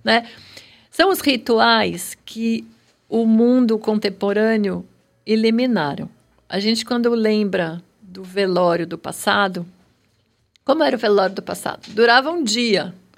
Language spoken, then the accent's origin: Portuguese; São Paulo, Brazil; born or raised there